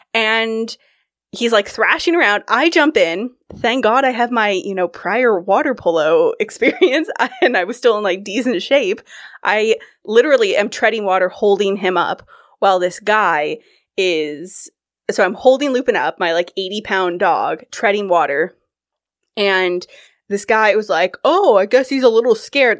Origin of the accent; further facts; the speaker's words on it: California, United States; moved away as an adult; also born or lived in Kirkland; I'm from California